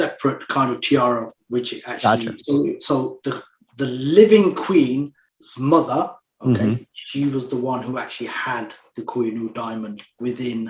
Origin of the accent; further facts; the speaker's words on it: England, United Kingdom; I was born here in England